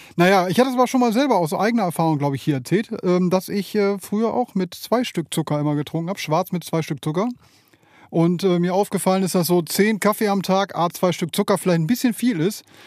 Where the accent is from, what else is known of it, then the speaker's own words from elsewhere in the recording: Bielefeld, North Rhine-Westphalia, Germany; ich komme aus Bielefeld, äh, da wohne ich jetzt schon seit 47 Jahren